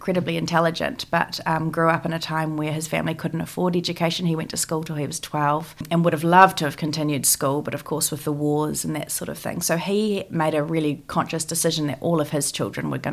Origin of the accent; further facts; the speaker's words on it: Auckland, New Zealand; also born or lived in Germany; I grew up in Tamaki Makaurau, Auckland